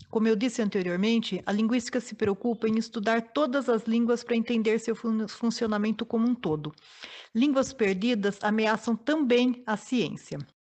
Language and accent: Portuguese; Campinas, São Paulo, Brazil; moradora de Campinas